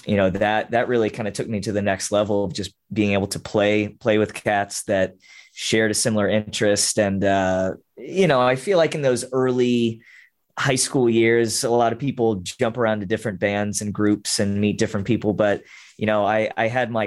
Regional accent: West Palm Beach, Florida, United States; I born and raised in Florida, grew up in South Florida, so kind of West Palm Beach area

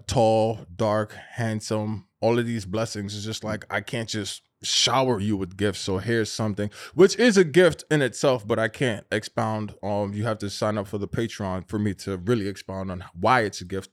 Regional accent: New York, United States; we're from New York

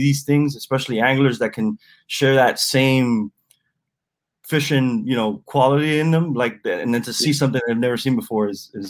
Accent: Miami, Florida, United States; I'm a avid angler down here in Miami, Florida. So I'm a native.

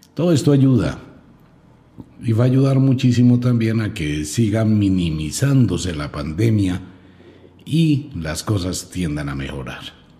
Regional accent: Colombia; quiero a mi tierra con todo el alma

